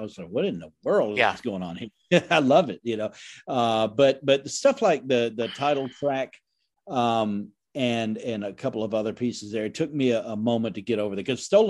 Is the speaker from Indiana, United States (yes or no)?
yes; Indiana, United States; but I grew up in the Midwest, Indiana, yes.